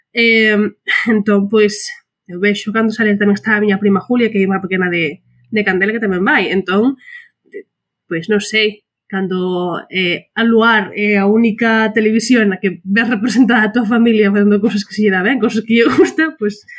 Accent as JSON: {"language": "Galician", "region": "Galicia", "country": "Spain", "said": "como persoa galega"}